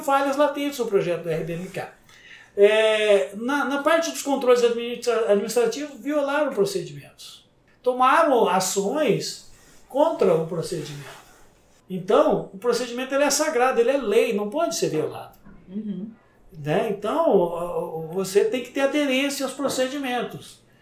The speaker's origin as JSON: {"language": "Portuguese", "country": "Brazil", "said": "porque eu sou brasileiro"}